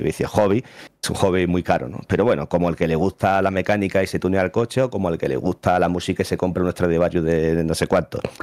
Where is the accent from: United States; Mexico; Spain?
Spain; Jaén, Andalusia; soy de Jaén